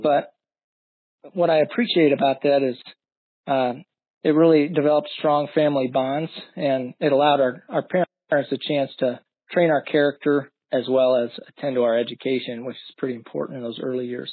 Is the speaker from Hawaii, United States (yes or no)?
no; Florissant, Missouri, United States; moved away as an adult; now in Omaha, United States; grew up in Florissant, Missouri, just out St. Louis, outside of St. Louis